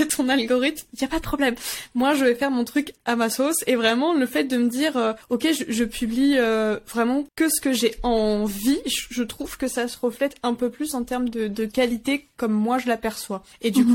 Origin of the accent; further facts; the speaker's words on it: France; Je suis française à 100%